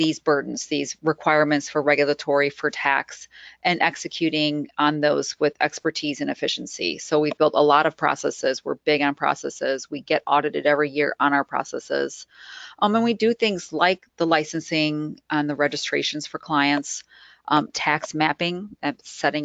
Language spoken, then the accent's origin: English; Midwest, United States; I'm from the Midwest